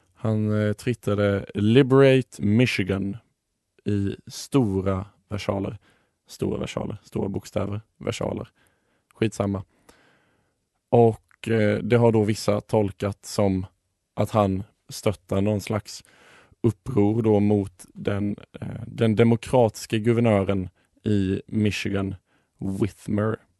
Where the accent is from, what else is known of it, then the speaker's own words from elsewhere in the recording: Sweden; Som svensk